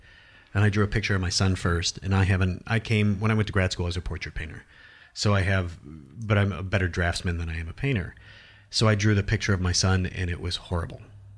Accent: Iowa, United States; I'm from Iowa, and I had this idea or perceived notion of what art was

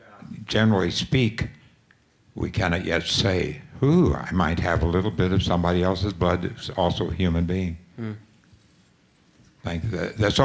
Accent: Heavener, Oklahoma, United States; born there; I was born in Heavener, Oklahoma.

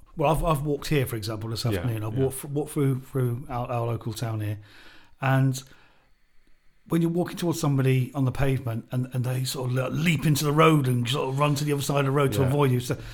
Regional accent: United Kingdom; being British

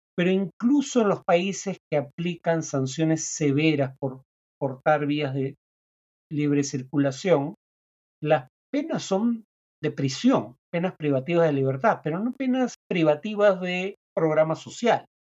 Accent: Peru

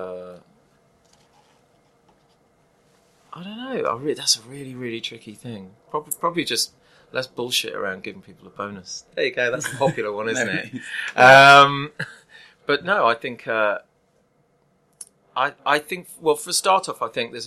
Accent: Leicester, East Midlands, United Kingdom; also born or lived in North London; now in London, United Kingdom; I come from Leicester

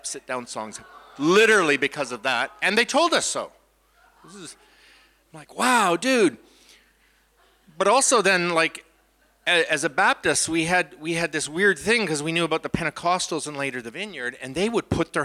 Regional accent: Canada; from Canada

